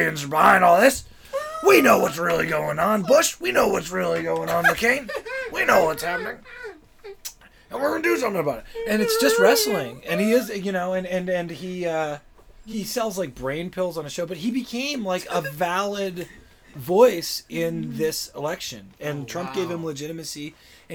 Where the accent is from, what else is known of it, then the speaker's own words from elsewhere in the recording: Toronto, Ontario, Canada; moved away as an adult; now in Los Angeles, United States; I was born in Toronto, and then I was doing comedy in Toronto